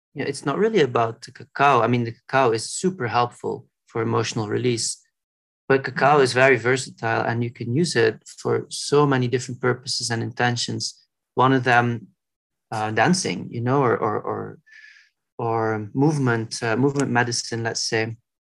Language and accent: English; Belgium; where I grew up in Belgium